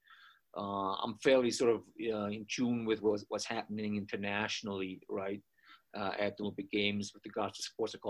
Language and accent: English; Austria; moved away as an adult; also born or lived in Boston, United States; now in Colorado, United States; I was born in Austria, grew up there, got my undergraduate degree there in sports science